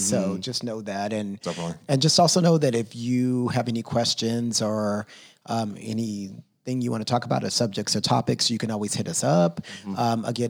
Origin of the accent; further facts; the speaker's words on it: Texas, United States; now in Los Angeles, United States; When I grew up in Texas